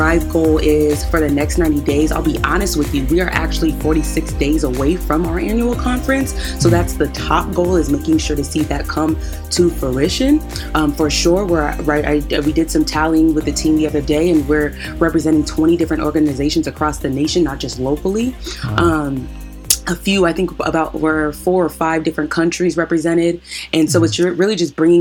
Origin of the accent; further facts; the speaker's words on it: Washington, United States; I'm from Washington State